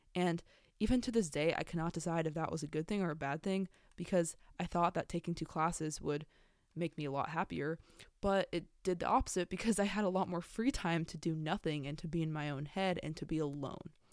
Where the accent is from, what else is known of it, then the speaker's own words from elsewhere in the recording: San Diego, California, United States; I'm from San Diego, California, born and raised.